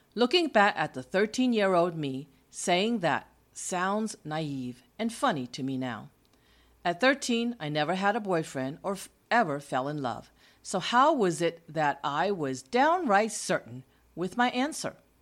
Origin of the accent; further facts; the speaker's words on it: East Coast, United States; moved away as an adult; also born or lived in California; From my hometown on the East Coast, the nineteen-year-old me flew to the West Coast, three thousand miles away from where I grew up.